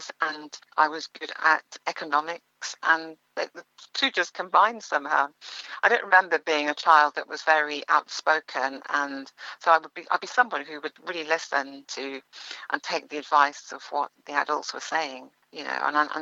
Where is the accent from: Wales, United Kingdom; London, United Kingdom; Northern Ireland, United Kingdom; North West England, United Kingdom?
London, United Kingdom; also born or lived in Ealing / Jamaica (parents); my parents moved to northwest London. They moved to Neasden. So I grew up in Neasden all my life